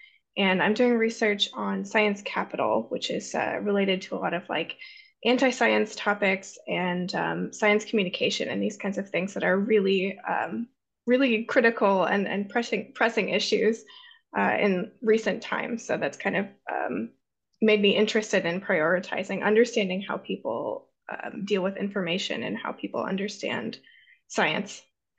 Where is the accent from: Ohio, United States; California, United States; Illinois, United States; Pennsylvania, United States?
Ohio, United States; now in Helsinki, Finland; I'm originally from Ohio, actually, and then I have had my higher education in the US and also in London, and I've worked in England as well, and in Finland.